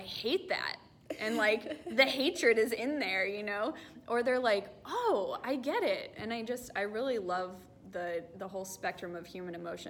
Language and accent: English; North Texas, United States; now in Southern California, United States; I am from North Texas